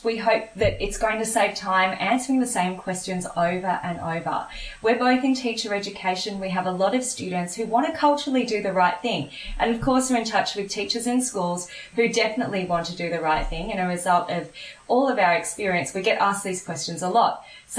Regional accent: Australia; also born or lived in Papua New Guinea; I'm an Indian Australian. I was born in Papua New Guinea, and I'm a brown-skinned girl, very proudly.

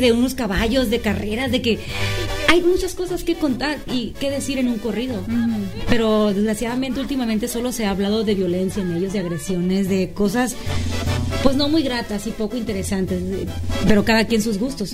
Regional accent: Los Mochis, Sinaloa, Mexico; Soy de los Mochis, Sinaloa, de un pueblito cerquita de ahí que se llama el Macapule

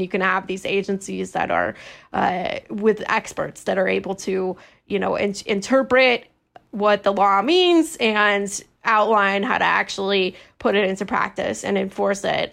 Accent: California, United States; I'm from California

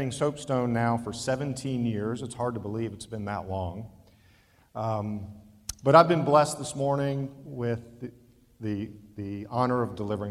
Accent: Ohio, United States; growing up in Ohio near the lake, we spent many weekends on the lake

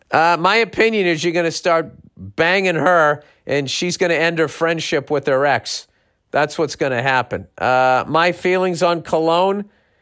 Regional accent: Texas, United States; I'm from Texas.

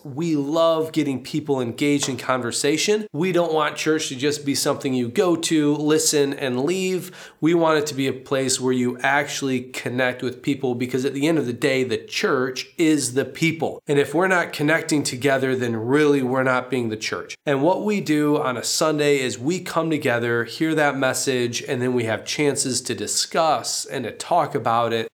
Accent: United States; moved away as an adult; now in Poland; as an American

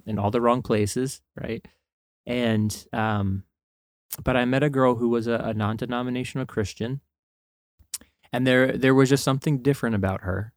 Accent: northern New Jersey, United States; grew up born and raised in New Jersey.

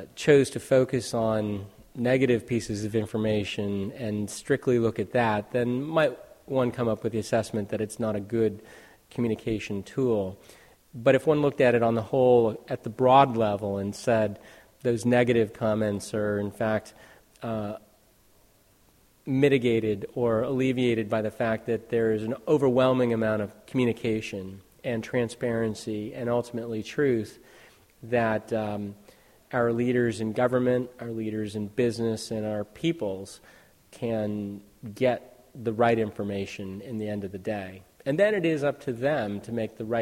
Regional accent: Silicon Valley, California, United States; born and raised in the Silicon Valley

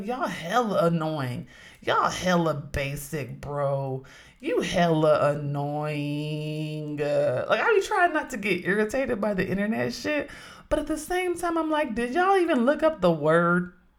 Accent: Oakland, California, United States

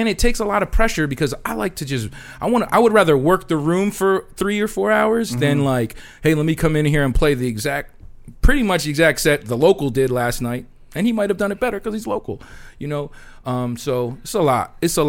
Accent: Philippines; Some people think I look black, but when the girl takes me home, she knows I'm Filipino.

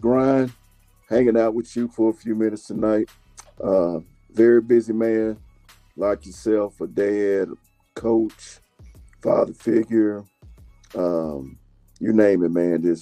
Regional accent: Stone Mountain, Georgia, United States; moved away as an adult; also born or lived in Knoxville, Tennessee; growing up in Georgia, man, you already know I was born and bred a Georgia Bulldog

